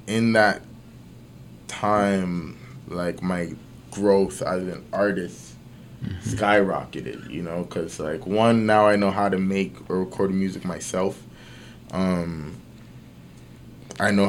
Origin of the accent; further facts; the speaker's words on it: Toronto, Ontario, Canada; I grew up in Galloway, see? And that's like from the east side of the city.